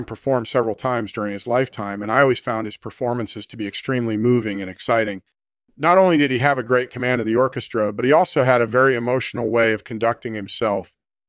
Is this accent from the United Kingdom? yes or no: yes; England, United Kingdom; born there; Well, I was born in England in 1965.